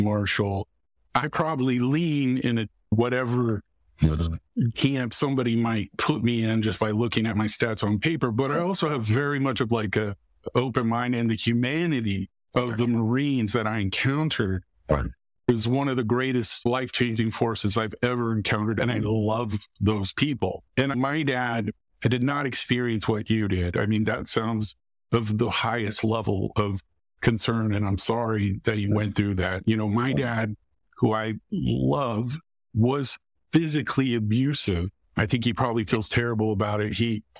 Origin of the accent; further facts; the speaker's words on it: Texas, United States; moved away; also born or lived in Raleigh, North Carolina; I'm originally from Texas.